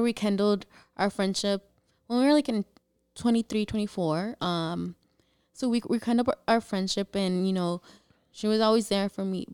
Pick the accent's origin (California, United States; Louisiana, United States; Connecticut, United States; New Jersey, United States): California, United States; San Diego; also born or lived in Tijuana, Baja California, Mexico; I was born in T J, but I was raised here in San Diego.